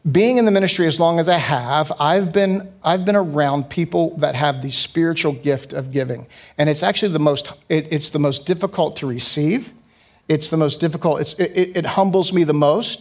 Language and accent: English; United States; as an American and as a Westerner